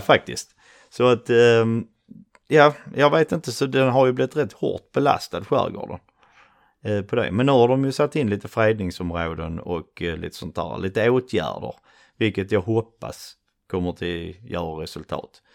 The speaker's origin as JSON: {"language": "Swedish", "town": "Svedala", "region": "Skåne", "country": "Sweden", "accent": "broad Scanian", "said": "Uh, en liten by typ mellan uh, Trelleborg och Malmö som heter Svedala. Ute ja. på slätten, varav min fantastiskt breda skånska."}